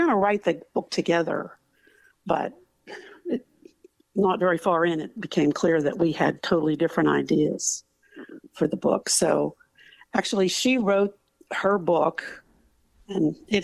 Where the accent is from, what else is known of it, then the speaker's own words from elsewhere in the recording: United States; as an American